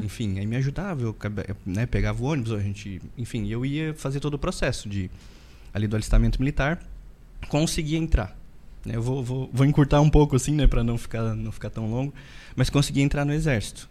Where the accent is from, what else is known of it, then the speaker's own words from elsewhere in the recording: interior of Rio Grande do Sul, Brazil; eu sou de uma cidade do interior do Rio Grande do Sul, né? Uma cidadezinha bem pequenininha